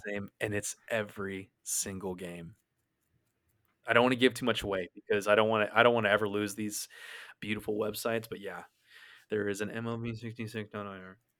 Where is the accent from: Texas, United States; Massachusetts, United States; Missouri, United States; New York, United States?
Texas, United States; North; we are from North Texas